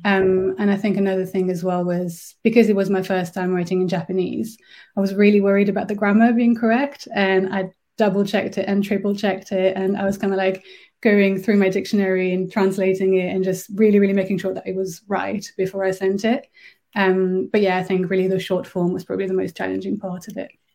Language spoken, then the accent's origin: English; France; first language French; English is a second language; moved away as an adult; also born or lived in Berlin; now in Birmingham, United Kingdom; I'm originally from France, uh, but I've been living in Birmingham for almost 10 years now